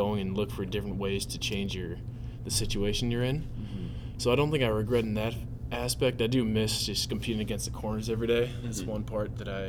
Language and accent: English; Lakeville, Minnesota, United States; From Lakeville, Minnesota, so just about a half hour south here at UST.